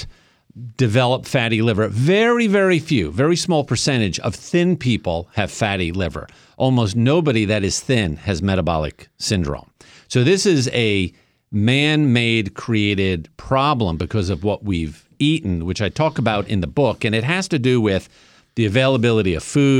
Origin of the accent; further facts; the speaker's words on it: New York, United States; I grew up in New York. I am of Italian-Sicilian background